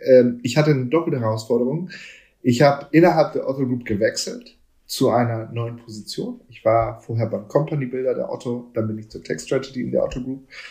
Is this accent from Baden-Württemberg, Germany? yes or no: no; Hamburg, Germany; ich bin hier in Hamburg aufgewachsen